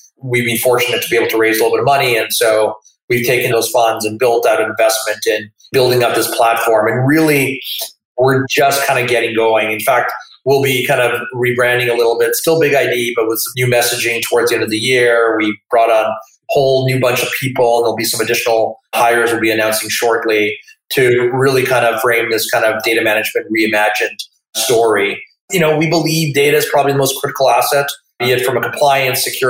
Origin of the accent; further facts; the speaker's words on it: Manitoba, Canada; I come from Manitoba and we regarded ourselves as friendly